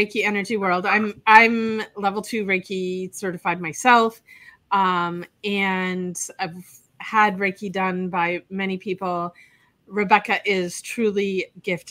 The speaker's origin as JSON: {"language": "English", "region": "Wisconsin", "country": "United States", "moved": "as an adult", "lives_now": "Fort Lauderdale, United States", "said": "I'm living in Fort Lauderdale, but I'm from Wisconsin, and I've been down here since 1991"}